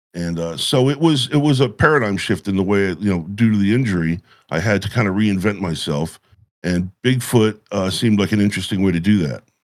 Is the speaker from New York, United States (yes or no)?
yes; Catskill Mountains, New York, United States; moved away as an adult; also born or lived in West Coast; I had grown up, uh, in, in the Catskill Mountains